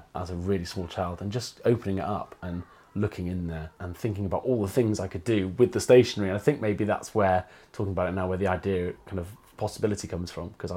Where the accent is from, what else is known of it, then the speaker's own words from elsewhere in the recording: North Wales, United Kingdom; moved away as an adult; now in Bristol, United Kingdom; I do have a massive attachment to that landscape and being from there.